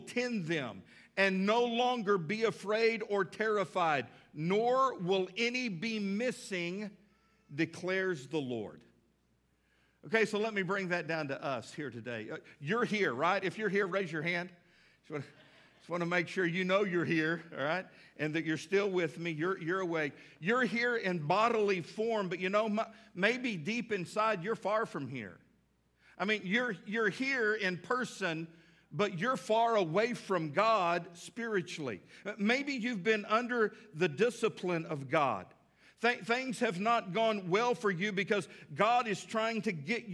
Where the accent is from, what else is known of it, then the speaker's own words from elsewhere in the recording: the South, United States; We're from the South